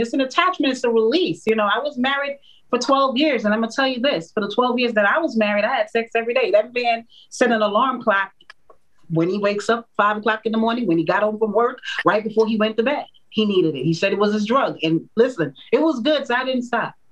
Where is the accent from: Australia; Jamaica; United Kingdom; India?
Jamaica; I'm a Jamaican woman